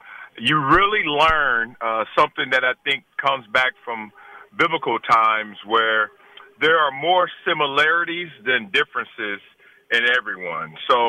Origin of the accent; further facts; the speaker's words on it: Compton, California, United States; I'm a guy from Compton whose mother and father wanted a better life for me.